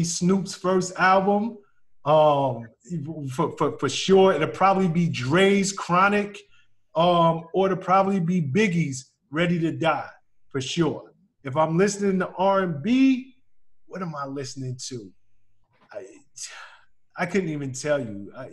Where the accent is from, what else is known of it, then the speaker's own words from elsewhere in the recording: New York City, New York, United States; I'm from the South Bronx